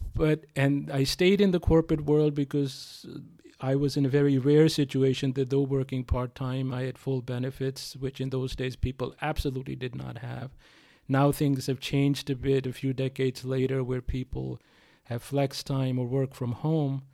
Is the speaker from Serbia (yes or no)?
no; India; also born or lived in United States; now in California, United States; being an Indian